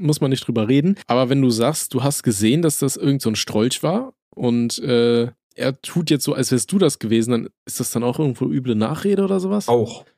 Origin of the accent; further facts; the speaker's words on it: Aachen, North Rhine-Westphalia, Germany; Bei uns in Aachen